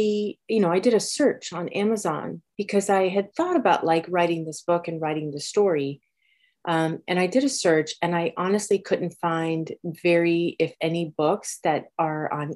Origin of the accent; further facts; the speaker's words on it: Miami, Florida, United States; moved away as an adult; also born or lived in Los Angeles, United States; now in Boston, United States; we moved to Miami, and I actually grew up in Miami